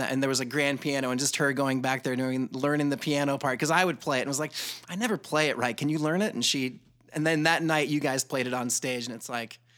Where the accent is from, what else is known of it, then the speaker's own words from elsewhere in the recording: Columbus, Georgia, United States; I grew up in Columbus, Georgia at Fort Benning. Um, you know, growing up in the South in the 80s was an interesting thing.